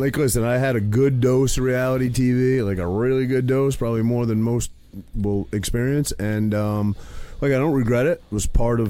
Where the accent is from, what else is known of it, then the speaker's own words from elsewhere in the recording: Maine, United States; now in New Jersey, United States; I'm from Maine.